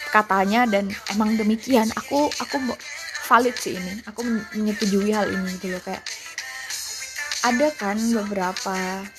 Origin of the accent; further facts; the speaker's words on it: Java, Indonesia; accent: medok; aku biasanya kan kadang-kadang kalau ngomong suka suka medok